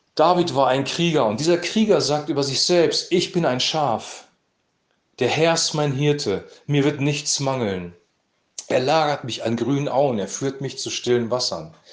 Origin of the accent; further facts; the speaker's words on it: Lower Saxony, Germany; bei uns in Niedersachsen